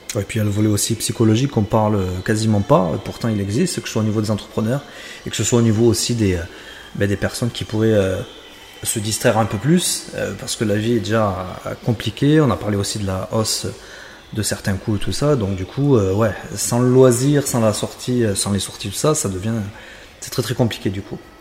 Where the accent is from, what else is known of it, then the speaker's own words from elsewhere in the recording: Béziers, Occitania, France; je suis biterrois